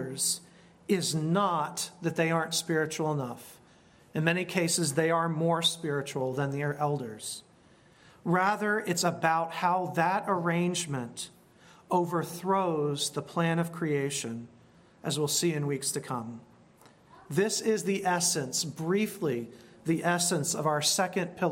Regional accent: United States; we are American

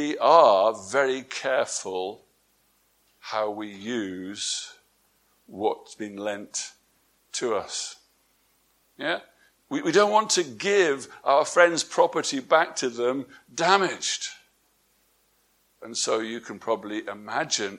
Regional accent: England, United Kingdom; moved away; my wife and I, we're from England

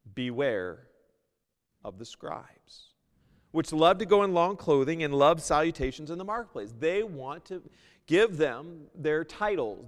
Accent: United States; moved away as an adult; also born or lived in Seattle / New York; I was originally from the States

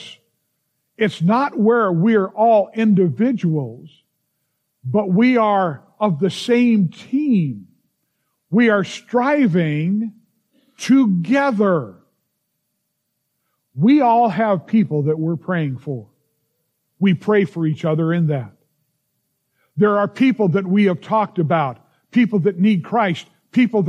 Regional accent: United States; as an American, I love this nation

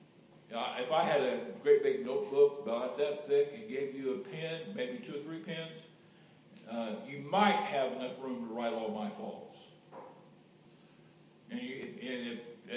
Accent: Indiana, United States; moved away; I'm from God's country, Indiana, Hoosier

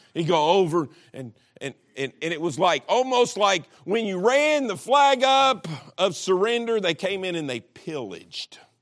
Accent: Kentucky, United States; I'm, I'm from Kentucky

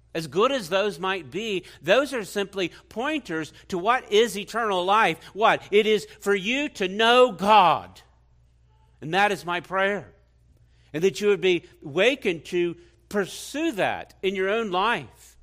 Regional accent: Washington, District of Columbia, United States; I grew up in Washington, D C. I was born there.

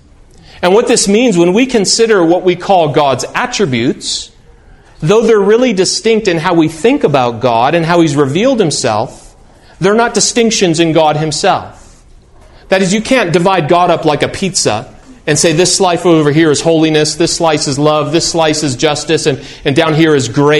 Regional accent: United States; I'm an American like other Americans

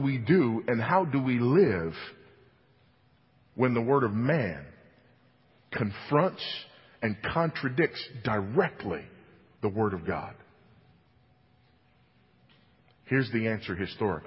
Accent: California, United States; moved away; my home state of California

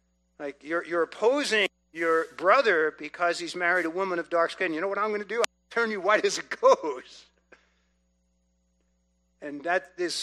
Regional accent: New York City, New York, United States; I grew up in New York City. We were Italian family

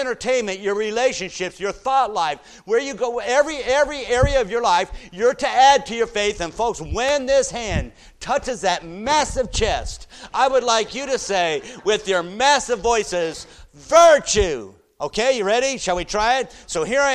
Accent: United States; us Americans

